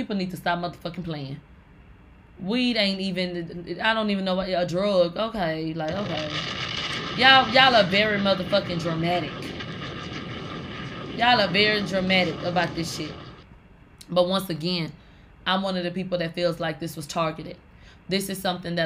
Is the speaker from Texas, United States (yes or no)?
yes; Houston, Texas, United States; I'm from Houston, Texas